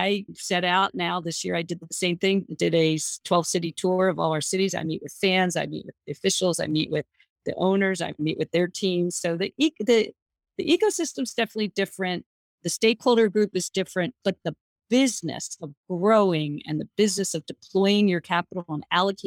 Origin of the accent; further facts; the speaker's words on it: New Jersey, United States; I'm from New Jersey